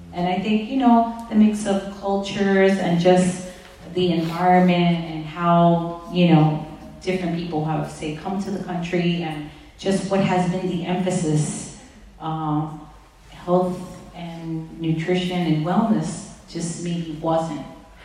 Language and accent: English; East Coast, United States; I mean, I'm from the East Coast.